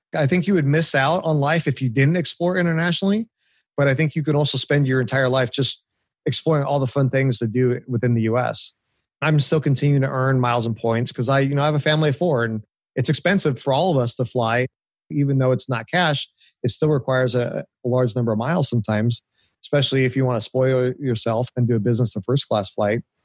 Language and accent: English; Orange County, California, United States; moved away as an adult; now in Nashville, United States; I grew up in Orange County, California. Uh, lived there pretty much all my life up until I moved two years ago to Nashville.